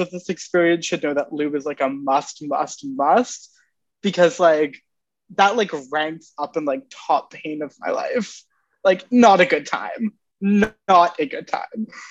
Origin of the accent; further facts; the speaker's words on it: Ontario, Canada; moved away; I'm from Ontario originally